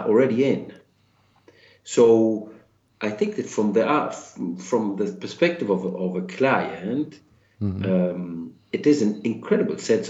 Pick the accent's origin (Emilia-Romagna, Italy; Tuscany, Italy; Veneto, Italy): Tuscany, Italy; Florence; moved away; I am from Florence. So after 26 years of being away